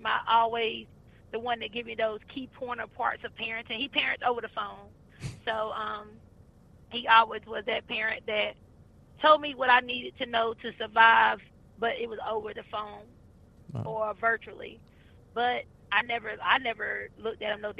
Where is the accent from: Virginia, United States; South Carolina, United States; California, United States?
South Carolina, United States; moved away as an adult; now in Charlotte, United States; I'm originally from South Carolina. I'm a country girl